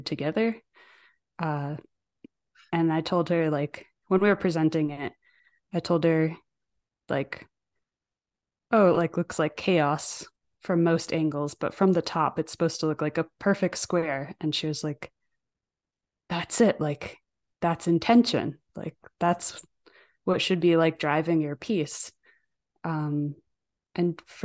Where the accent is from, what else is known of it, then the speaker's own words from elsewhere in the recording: New Fairfield, Connecticut, United States; also born or lived in Ireland; now in Denver, United States; I was born in New Fairfield, Connecticut, or actually technically Danbury, Connecticut